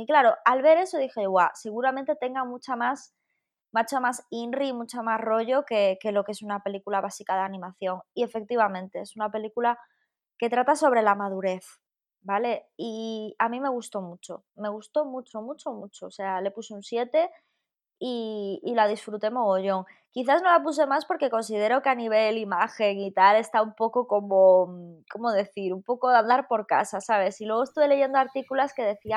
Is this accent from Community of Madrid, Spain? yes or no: no; a village near Jaca, Aragon, Spain; aquí en mi pueblo tenemos cine, cine, pero en Jaca, que está aquí al ladito